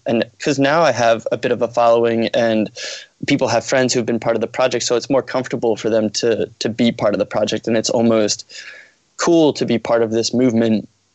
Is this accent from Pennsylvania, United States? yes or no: yes; Norristown, Pennsylvania, United States; also born or lived in Philadelphia, Pennsylvania; I'm originally from Norristown, Pennsylvania